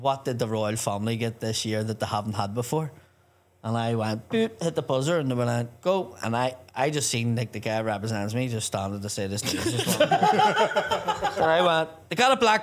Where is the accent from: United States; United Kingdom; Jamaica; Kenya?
United Kingdom; Belfast, Northern Ireland; Belfast, obviously, is my hometown